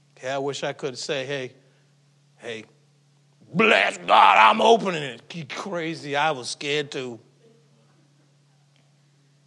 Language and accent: English; Falmouth, Massachusetts, United States; also born or lived in Mashpee, Massachusetts; I grew up in Falmouth, in Mashpee